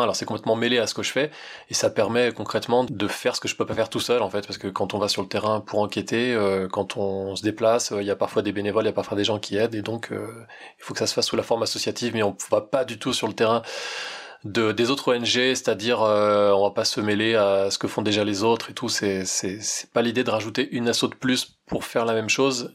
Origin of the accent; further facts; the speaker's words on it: Val-d'Oise, Île-de-France, France; je suis né en Île-de-France, hein. j'ai fait partie des salauds de Parigot, je viens d'un bled dans le Val d'Oise